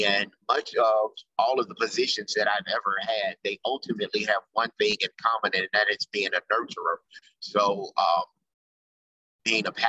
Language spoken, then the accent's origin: English; Memphis, Tennessee, United States; also born or lived in Chicago; I came to back to Memphis, which is my hometown